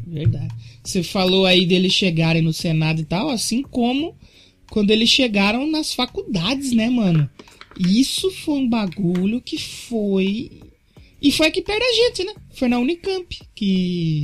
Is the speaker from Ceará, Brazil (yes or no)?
no; São Paulo, Brazil; moved away as an adult; also born or lived in Santo André; nessa quebrada onde eu cresci não tenho parente